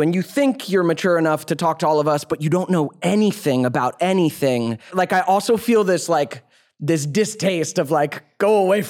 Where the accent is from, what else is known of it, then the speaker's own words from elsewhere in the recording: Georgia, United States; moved away; I grew up in Georgia, man, before coming out here.